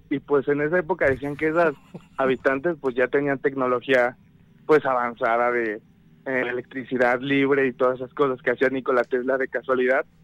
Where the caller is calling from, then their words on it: State of Mexico, Mexico; De aquí del Estado de México.